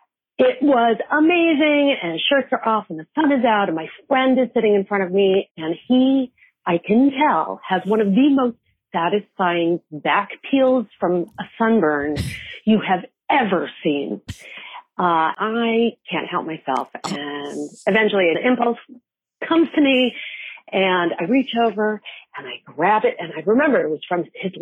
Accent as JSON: {"language": "English", "town": "Denver", "region": "Colorado", "country": "United States", "tie": "born or raised there", "said": "I grew up in Denver, Colorado."}